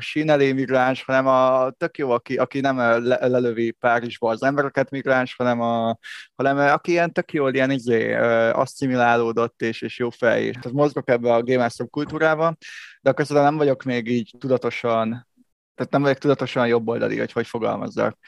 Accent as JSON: {"language": "Hungarian", "region": "Budapest", "country": "Hungary", "tie": "born or raised there", "said": "én alapvetően azért egy pesti gyerek vagyok, aki Pesten nőtt föl"}